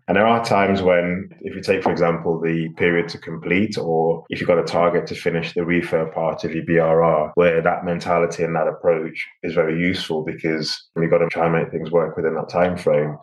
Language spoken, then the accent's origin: English; Liverpool, North West England, United Kingdom; moved away as an adult; also born or lived in London; now in Abu Dhabi, United Arab Emirates; I'm from Liverpool, so I know most of Liverpool pretty well. It's been a while since I've lived there, but I've got friends that I grew up with and uh, went to school